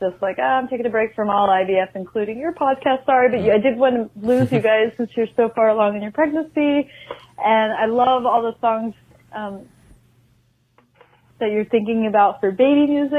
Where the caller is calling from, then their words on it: Oregon, United States; Hi, Dory. Hi, Matt. Hi, Bo. … I'm calling from Oregon.